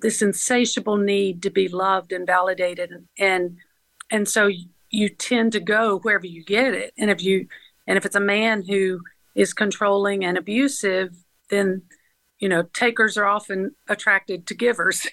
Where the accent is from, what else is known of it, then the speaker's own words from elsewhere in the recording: Atlanta area, Georgia, United States; also born or lived in Fairburn, Georgia / Griffin, Georgia; I was raised in Georgia, all over Atlanta area